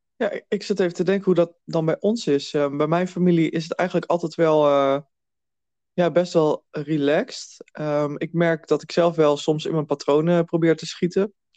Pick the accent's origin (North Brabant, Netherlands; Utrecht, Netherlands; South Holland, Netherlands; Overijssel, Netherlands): Overijssel, Netherlands; Twente; ik kom uit Twente.